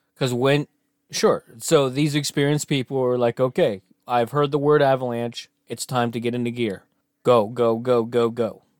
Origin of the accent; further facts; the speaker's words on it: United States; I'm very American.